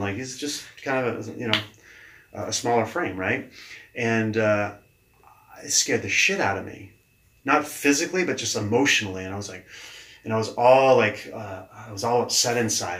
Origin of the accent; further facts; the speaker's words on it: Keene, New Hampshire, United States; also born or lived in Manchester, New Hampshire / Los Angeles, California; I grew up in Keene, and we uh, we're talking in Keene, New Hampshire